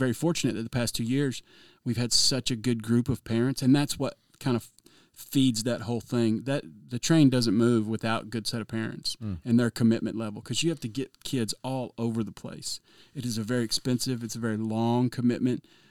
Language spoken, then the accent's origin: English; Georgia, United States; moved away; I'm originally from Georgia